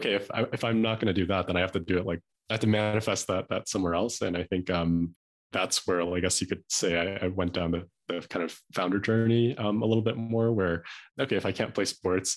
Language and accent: English; Chicago, Illinois, United States; moved away as an adult; also born or lived in Boston / San Francisco / China / Los Angeles; now in Park City, United States; I grew up in Chicago, just a suburb out of Chicago